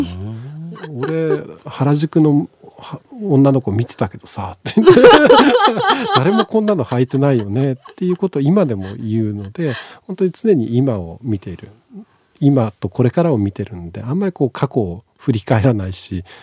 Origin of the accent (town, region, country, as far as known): Tsukuba, Ibaraki, Japan; born or raised there